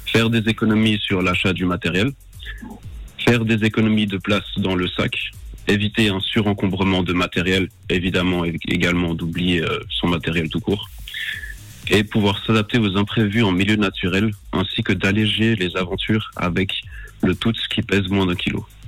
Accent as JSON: {"language": "French", "country": "Switzerland", "tie": "born or raised there", "said": "je suis né en Suisse"}